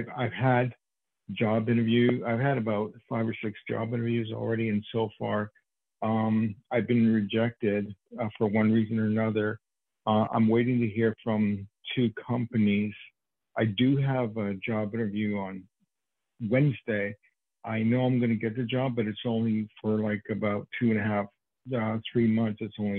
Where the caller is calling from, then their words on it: New York, United States; I'm calling from New York. Even though it's a California number, I'm calling from New York.